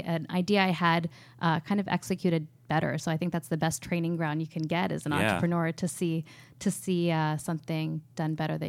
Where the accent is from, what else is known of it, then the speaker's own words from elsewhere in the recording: Pittsburgh, Pennsylvania, United States; also born or lived in New York / Los Angeles; No, I grew up in Pittsburgh, went to NYU for college, majored in finance and worked at hedge funds for about 6 years in New York and LA.